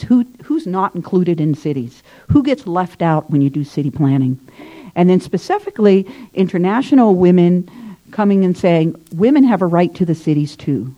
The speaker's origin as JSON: {"language": "English", "region": "Southern Illinois", "country": "United States", "tie": "born or raised there", "moved": "yes", "lives_now": "Ottawa, Canada", "said": "I'm from Southern Illinois originally, and in Southern Illinois, you, I grew up in the rural area"}